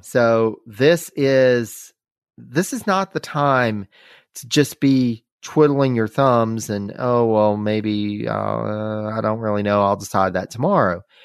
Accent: North Carolina, United States; from North Carolina, from our home state

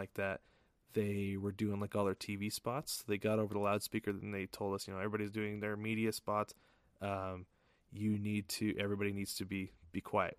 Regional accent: Portland, United States; I grew up in the Portland area

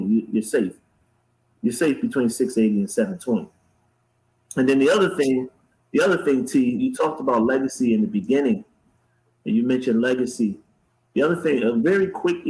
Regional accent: Bridgeport, Connecticut, United States; now in Charlotte, United States; I grew up in PT in Bridgeport, Connecticut.

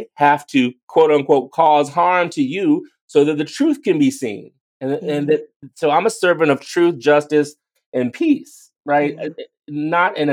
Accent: East Coast, United States; I'm from the East Coast

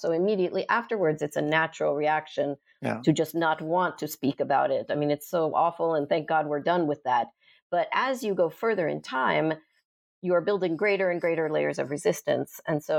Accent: United States; now in Italy; I am American, but my children go to school in Italy

